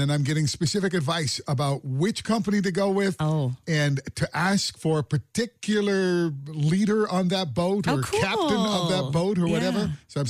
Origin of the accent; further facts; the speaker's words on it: New Brunswick, Canada; I grew up on the Bay of Fundy.